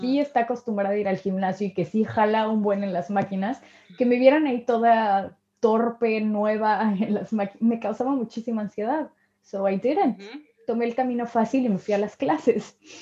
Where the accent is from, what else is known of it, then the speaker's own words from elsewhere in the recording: Mexico; moved away; soy de México